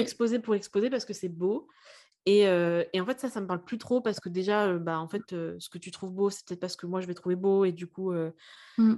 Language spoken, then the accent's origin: French; Lille, Hauts-de-France, France; moved away; je viens, enfin je suis née à Lille à la base